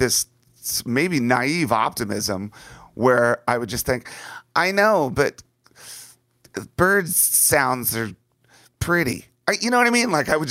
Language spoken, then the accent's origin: English; Washington, D.C. area, United States; And when I was young, growing up outside of Washington, D.C., my greatest fear was war.